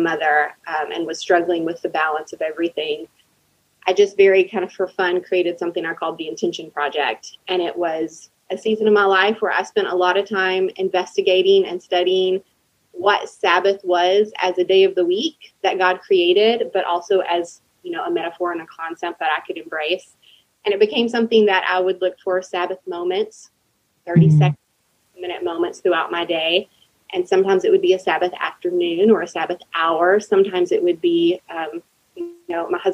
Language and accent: English; Texas, United States; moved away as an adult; now in Nashville area, United States; I'm from Texas, but moved here about 7-8 years ago.